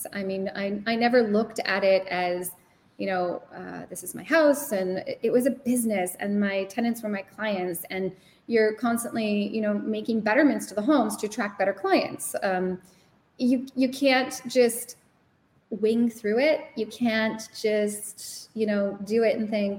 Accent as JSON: {"language": "English", "town": "Sudbury", "region": "Ontario", "country": "Canada", "said": "I'm from Sudbury"}